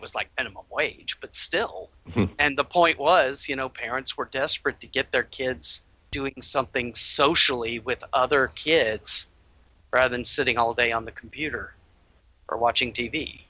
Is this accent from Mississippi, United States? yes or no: yes; North Mississippi, United States; I grew up in North Mississippi, which was kind of the buckle of the Bible Belt.